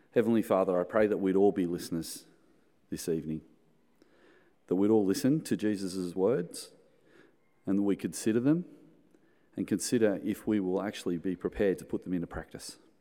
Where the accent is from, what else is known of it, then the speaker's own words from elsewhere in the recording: Australia; in the nineteen seventies, when I was growing up in Sunday school, there was only a hundred kids in the Sunday school